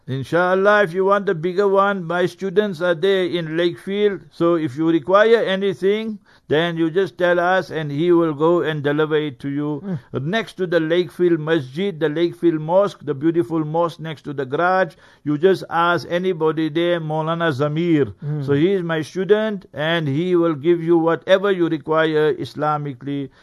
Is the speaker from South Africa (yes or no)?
yes; Heidelberg, Gauteng, South Africa; moved away; Heidelberg, my hometown, Heidelberg. Hmm. uh, Transvaal that time, but now hmm. Gauteng